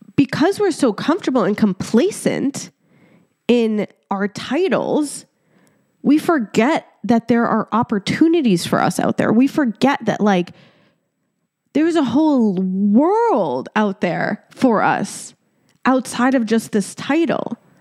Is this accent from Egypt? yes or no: yes; Egypt; moved away; I was born in Egypt